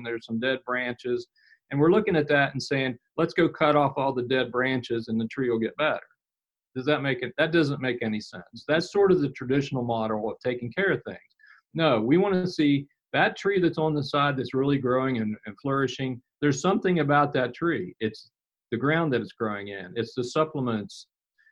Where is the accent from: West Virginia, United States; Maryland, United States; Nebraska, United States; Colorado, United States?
West Virginia, United States; Weston; I've lived here in West Virginia almost all my life. I was born here in Weston, and I still live here and work here